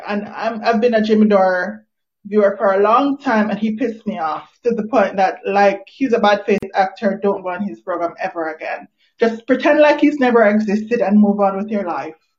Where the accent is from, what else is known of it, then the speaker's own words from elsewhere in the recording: Jamaica; I'm not even Nigerian. I'm Jamaican.